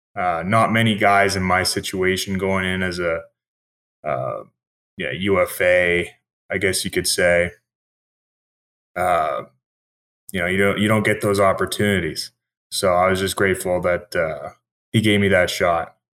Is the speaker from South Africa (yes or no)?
no; Halifax, Nova Scotia, Canada; I'm from Halifax